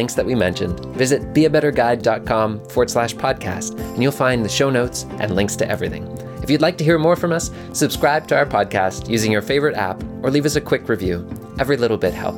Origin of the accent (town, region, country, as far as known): Nova Scotia, Canada